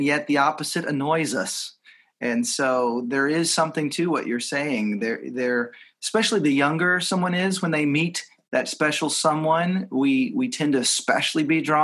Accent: Texas, United States; moved away as an adult; also born or lived in Seattle / Los Angeles; both growing up in Texas

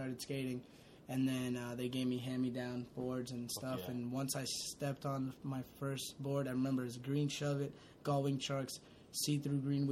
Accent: Lowell, Massachusetts, United States; born or raised there

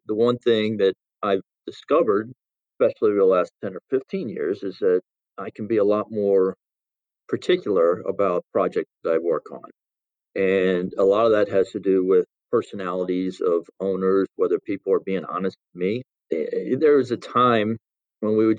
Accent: Salisbury, Maryland, United States; growing up in Salisbury, Maryland, a small community

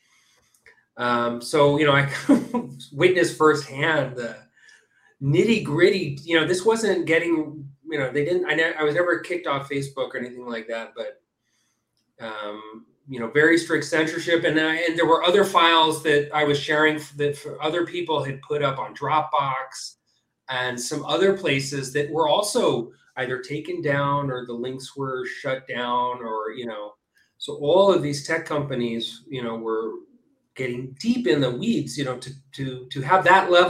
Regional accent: California, United States; now in Israel; I was born in the U.S. I grew up in California, and I now live and work in Israel

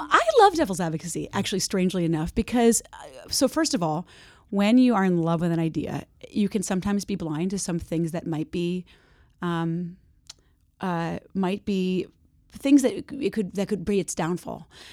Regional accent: New Jersey, United States; moved away as an adult; also born or lived in San Francisco, California; I'm from New Jersey, and I'm back there now. I live there now

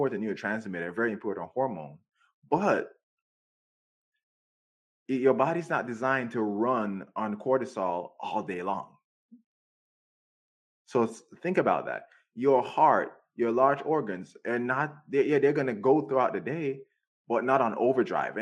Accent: Jamaica; moved away; I grew up in Jamaica

